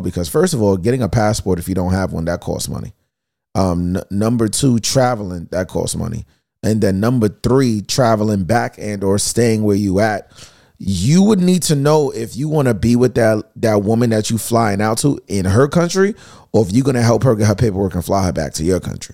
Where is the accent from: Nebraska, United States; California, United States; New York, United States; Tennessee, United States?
New York, United States; New York City; I'm from Queens